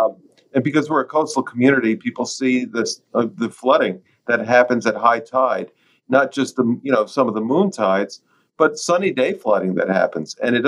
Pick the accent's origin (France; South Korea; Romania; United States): United States; North Fork, New York; Growing up on the North Fork, these are road ends that everyone used.